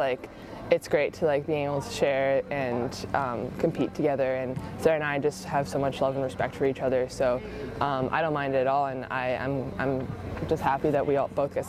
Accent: Victoria, British Columbia, Canada; I won it in Victoria, so that's my hometown, and all of my family and friends were there.

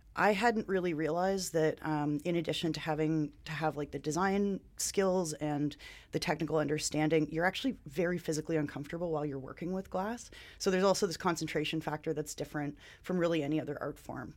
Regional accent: Ontario, Canada; moved away as an adult; now in Vancouver, Canada; I am also from Ontario

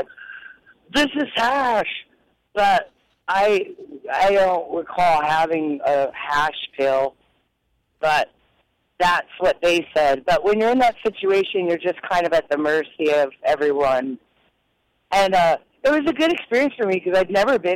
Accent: New Jersey, United States; now in Brooklyn, United States; Asbury Lanes in New Jersey. That's my home state.

